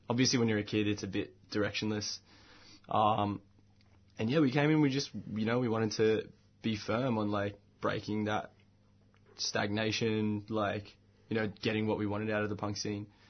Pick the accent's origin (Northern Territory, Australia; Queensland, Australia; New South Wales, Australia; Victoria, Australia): New South Wales, Australia; Bankstown; where I grew up in Bankstown